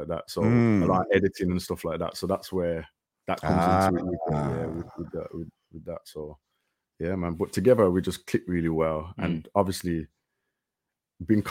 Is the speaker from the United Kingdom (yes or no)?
yes; Birmingham, West Midlands, United Kingdom; Birmingham, England.